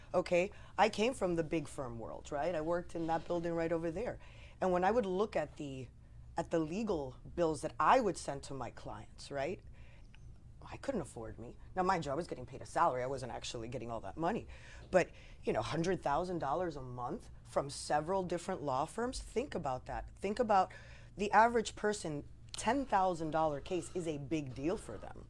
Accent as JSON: {"language": "English", "region": "New Jersey", "country": "United States", "tie": "born or raised there", "also_born_or_lived": "Hawaii", "moved": "as an adult", "said": "I grew up in New Jersey. I left at nineteen and I moved to Hawaii"}